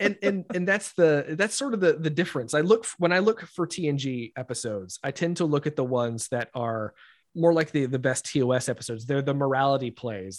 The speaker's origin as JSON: {"language": "English", "town": "Rock Hill", "region": "South Carolina", "country": "United States", "said": "I'm from Rock Hill, uh, just, just a, a little farther north."}